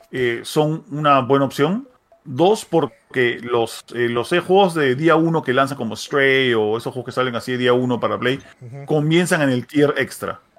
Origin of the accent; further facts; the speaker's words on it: Peru; Yo soy peruano, pero soy bravo.